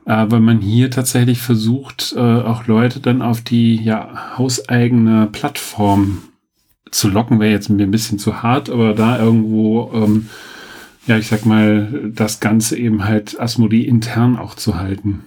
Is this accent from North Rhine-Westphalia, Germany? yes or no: yes; Sauerland, North Rhine-Westphalia, Germany; moved away; ich komme ja aus dem Sauerland, also Dortmund ist da jetzt nicht so weit entfernt